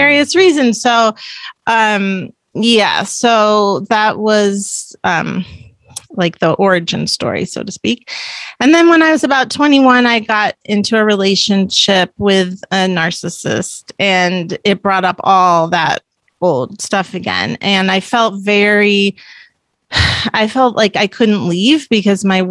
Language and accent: English; Palo Alto, California, United States; I am from Palo Alto